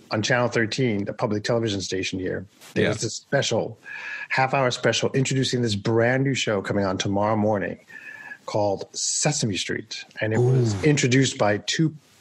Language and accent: English; New York City, New York, United States; growing up in New York City in Central Harlem